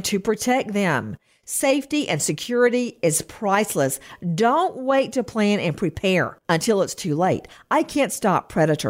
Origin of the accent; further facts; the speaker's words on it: Macon, Georgia, United States; I'm actually from unincorporated Bibb County.